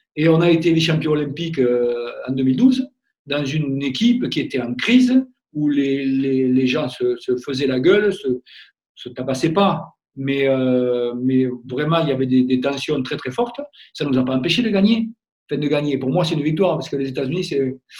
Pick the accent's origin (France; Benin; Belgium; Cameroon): France; Gascony; also born or lived in Orléans; c'est mon, mon côté un peu euh, gascon